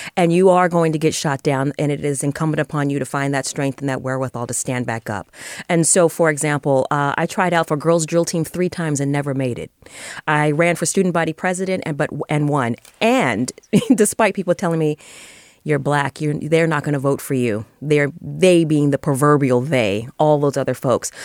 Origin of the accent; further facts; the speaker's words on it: San Francisco, California, United States; I grew up here. My parents grew up here also